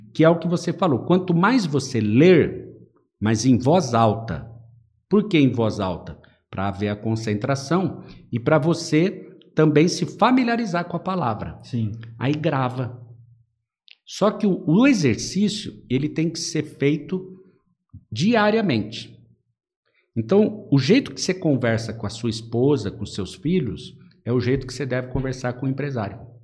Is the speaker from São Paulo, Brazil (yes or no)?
yes; São Paulo, Brazil; moved away as an adult; now in Marília, Brazil; eu nasci na capital